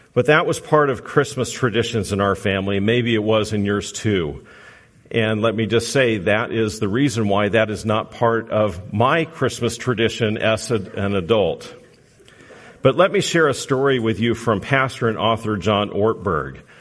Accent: Southern California, United States; moved away; I'm from Southern California

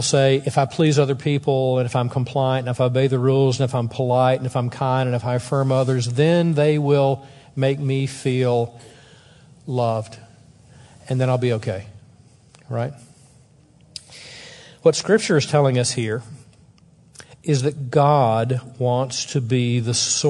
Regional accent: the South, United States; I'm from the South

